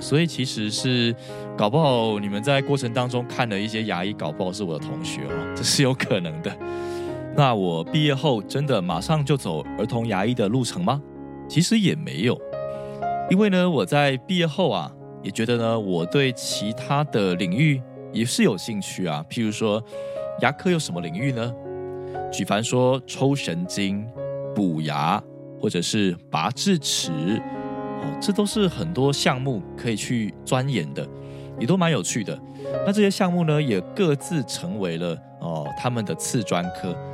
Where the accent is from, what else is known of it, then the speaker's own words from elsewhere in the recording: Taiwan; 其实我也是在台湾的传统教育长大的孩子